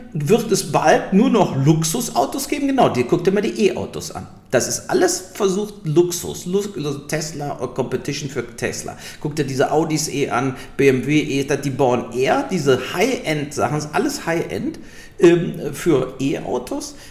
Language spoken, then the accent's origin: German; Germany; wir als Deutsche